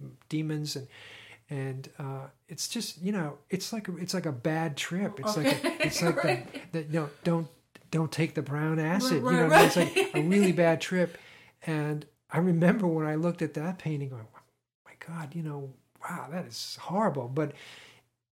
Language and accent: English; San Diego, California, United States; I grew up in the San Diego area, and we lived in an area called Mission Beach, right on the beach